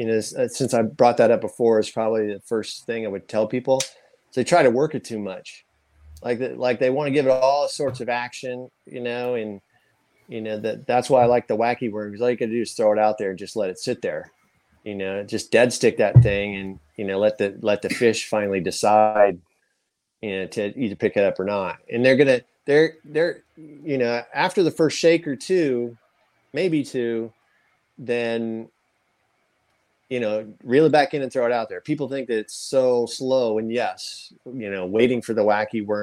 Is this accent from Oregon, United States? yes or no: no; Danville, Illinois, United States; now in Gainesville, United States; I grew up in Danville, Illinois